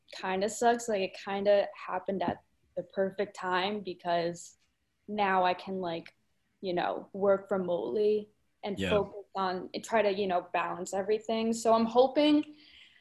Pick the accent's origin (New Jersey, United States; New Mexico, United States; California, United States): New Jersey, United States; Rockaway; moved away as an adult; now in Nashville, United States; I'm from Rockaway